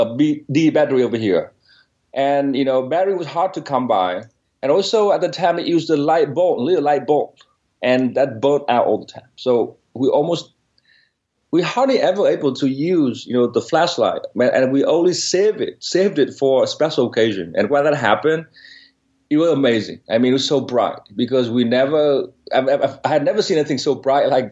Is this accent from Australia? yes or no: no; Northern Vietnam, Vietnam; English is a second language; moved away; I was born in Vietnam, and in specifically northern Vietnam. It's a very small village about 70 miles from Hanoi.